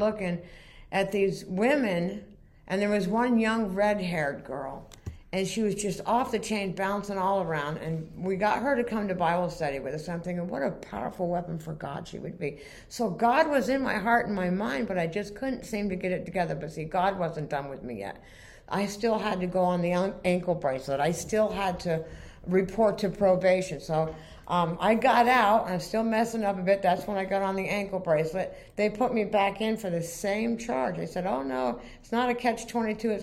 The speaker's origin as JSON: {"language": "English", "region": "Vermont", "country": "United States", "also_born_or_lived": "Florida", "moved": "yes", "said": "We're from Vermont. But we had moved to Florida"}